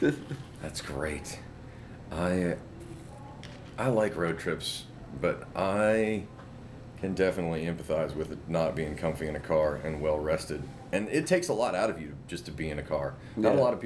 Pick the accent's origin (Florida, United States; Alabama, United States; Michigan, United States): Alabama, United States; Mobile; I grew up in Mobile, so I remember that it's not like Demopolis, where my family's from, like dirt roads and a couple of red lights.